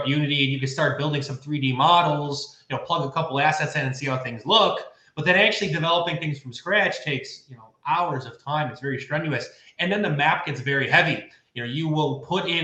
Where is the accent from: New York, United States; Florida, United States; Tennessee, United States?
New York, United States; Buffalo; I'm from Buffalo, New York. I'm a very blue collar guy